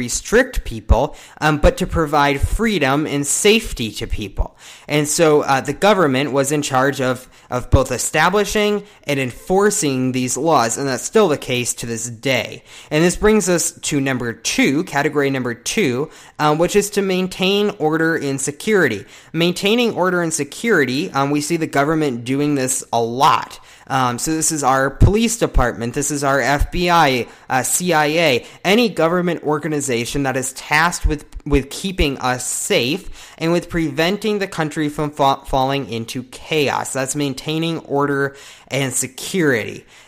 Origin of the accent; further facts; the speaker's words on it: United States; we, as American citizens